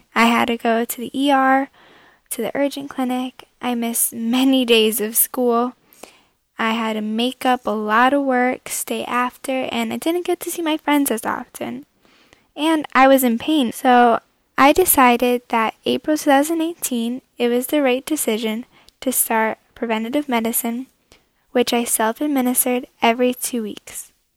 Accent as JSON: {"language": "English", "region": "Connecticut", "country": "United States", "said": "I'm from Connecticut and I'm 16 years old"}